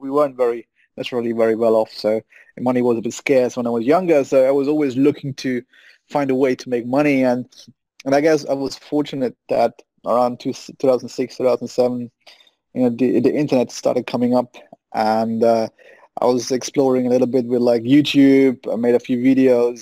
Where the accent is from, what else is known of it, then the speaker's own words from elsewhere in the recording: a small village an hour from Munich, Bavaria, Germany; I was born and bred in Germany